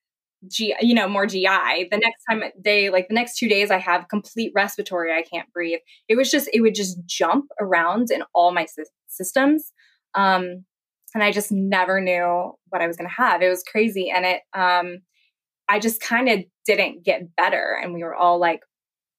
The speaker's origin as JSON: {"language": "English", "region": "Kansas", "country": "United States", "also_born_or_lived": "Jacksonville, Florida", "moved": "as an adult", "said": "I'm originally from Kansas"}